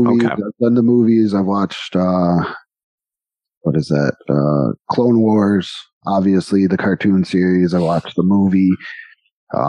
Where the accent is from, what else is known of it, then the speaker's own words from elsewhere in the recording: New York, United States; now in Texas, United States; We're from New York, from a city, many houses, many buildings, right by Buffalo, so many tall buildings. And then we come to Texas on the outside of a city where it's houses, then ranches.